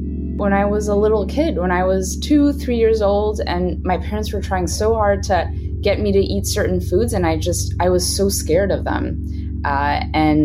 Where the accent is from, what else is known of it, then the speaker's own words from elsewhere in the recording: Switzerland; also born or lived in Brooklyn, New York; now in New York, United States; I'm from Switzerland, and our national food, what we're known for around the world, is cheese